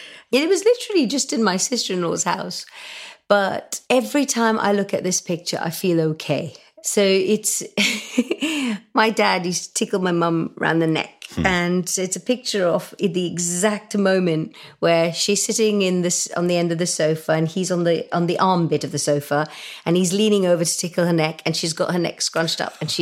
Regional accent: India; Because when I was brought up in India and we had to do our prayers before we ate, and mum and dad kind of brought us up in quite a strict way that way.

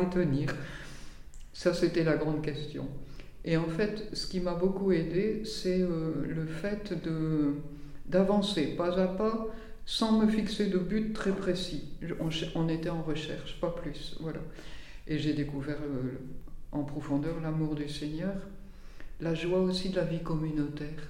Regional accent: the North, north of France, France; moved away as an adult; now in Tarascon, France; Je viens du Nord, j'ai vécu dans le Nord jusqu'à 30 ans

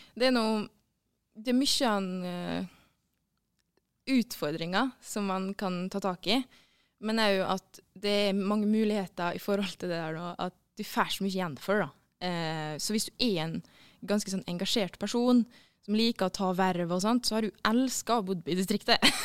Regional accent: Møre og Romsdal, Norway; also born or lived in Oslo; jeg er romsdaling

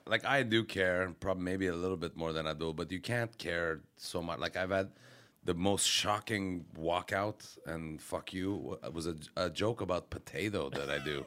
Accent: Quebec, Canada; I'm from Quebec

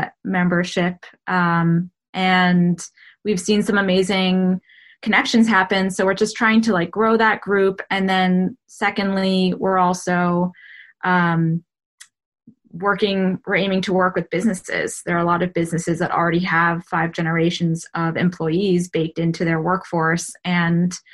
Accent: New York, United States; I'm from New York

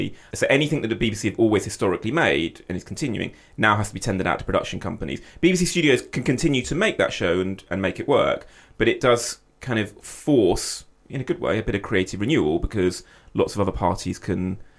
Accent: United Kingdom; And I'm not just saying that as a British producer

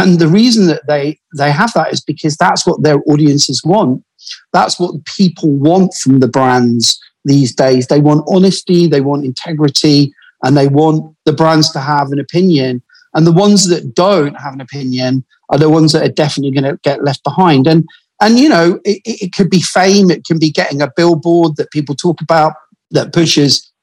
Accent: Glasgow, Scotland, United Kingdom; also born or lived in Paisley; I'm originally from Glasgow

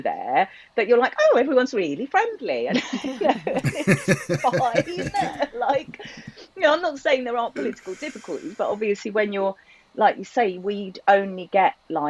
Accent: United Kingdom; as British people

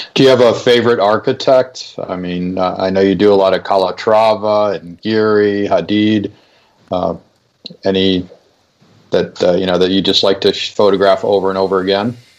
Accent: Chicago, Illinois, United States; I'm from Chicago

